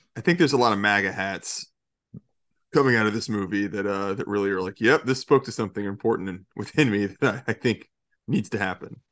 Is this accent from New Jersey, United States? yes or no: no; Georgia, United States; now in Florida, United States; I grew up in Georgia my entire life